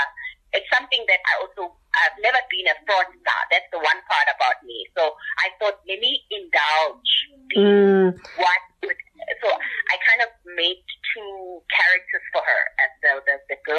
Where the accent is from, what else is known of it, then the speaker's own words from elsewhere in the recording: Soweto, Gauteng, South Africa; I'm from Soweto. I'm from the township